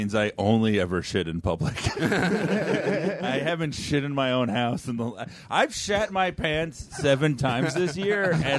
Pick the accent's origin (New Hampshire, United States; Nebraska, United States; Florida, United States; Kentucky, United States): Florida, United States; South; Growing up in South Florida